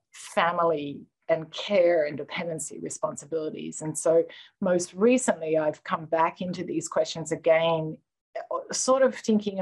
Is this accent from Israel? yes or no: no; Australia; now in United States; So I came over from Australia to the US.